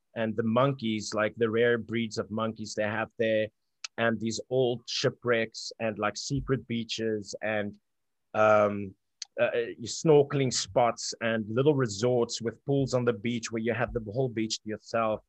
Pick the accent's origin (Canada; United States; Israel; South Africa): South Africa; growing up in South Africa